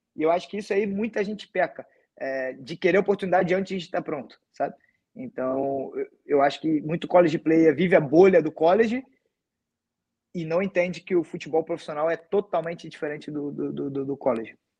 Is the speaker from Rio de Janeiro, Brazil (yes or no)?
yes; Rio de Janeiro, Brazil; sou do Rio